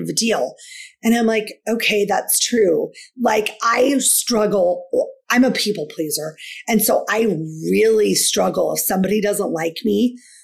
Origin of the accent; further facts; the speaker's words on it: Washington, United States; I'm from Washington State.